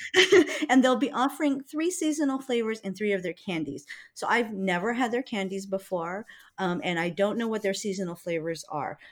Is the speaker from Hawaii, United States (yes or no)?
yes; Honokaa, Hawaii, United States; moved away; I'm from Honokaa